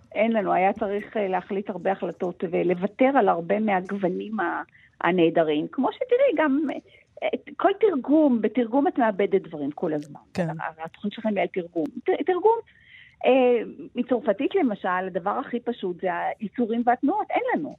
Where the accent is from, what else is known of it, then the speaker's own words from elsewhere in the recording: Israel; אנחנו גדלנו בארץ שמעולם לא השתמשה בתאורת גז